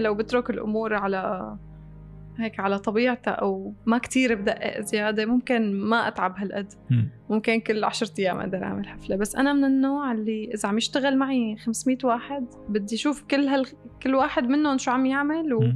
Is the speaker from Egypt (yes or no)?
no; Syria; moved away as an adult; also born or lived in Damascus; now in Dubai, United Arab Emirates; أنا طلعت من سوريا